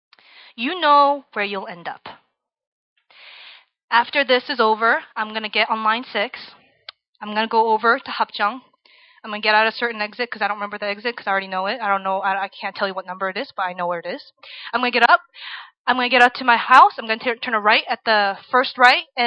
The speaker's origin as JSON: {"language": "English", "region": "Virginia", "country": "United States", "tie": "born or raised there", "said": "I grew up in Virginia, in the suburbs, where everybody's very nice to you"}